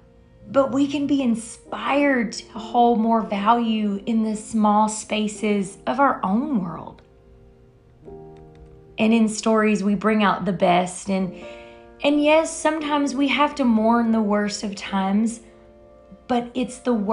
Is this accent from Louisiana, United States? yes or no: yes; Louisiana, United States; moved away; I'm from Louisiana